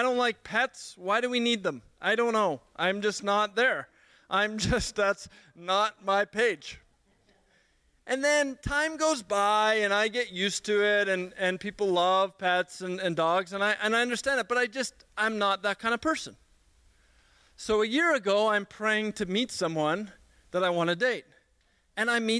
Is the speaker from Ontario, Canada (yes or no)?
no; Edmonton, Alberta, Canada; I grew up in Sweetgrass, a community in Edmonton